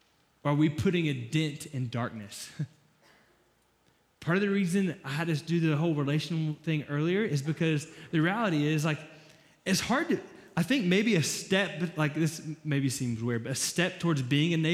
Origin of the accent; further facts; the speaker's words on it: Florida, United States; I'm from Florida